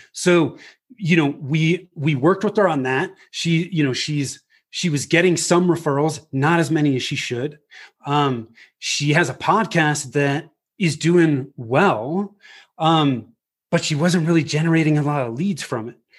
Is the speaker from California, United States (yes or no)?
yes; Bay Area, Northern California, United States; moved away as an adult; also born or lived in Denver; I was born and raised in the Bay Area in Northern mm. California